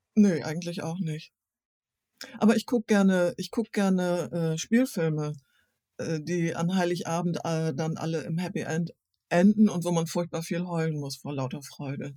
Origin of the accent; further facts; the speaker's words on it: East Frisia, Lower Saxony, Germany; now in Hamburg, Germany; als Ostfriesin